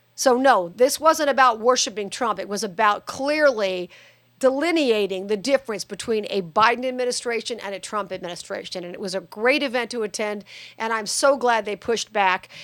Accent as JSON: {"language": "English", "town": "Las Vegas", "region": "Nevada", "country": "United States", "tie": "born or raised there", "said": "Vegas is my hometown"}